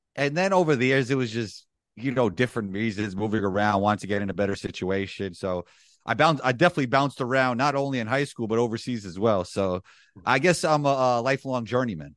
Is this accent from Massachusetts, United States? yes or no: no; New York City, New York, United States; growing up in Riverdale in the Bronx, it's a Jewish community within the Bronx